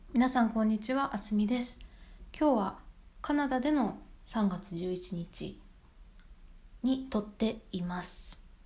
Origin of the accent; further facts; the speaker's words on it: Japan; also born or lived in United Kingdom; now in Canada; 自分自身が日本人として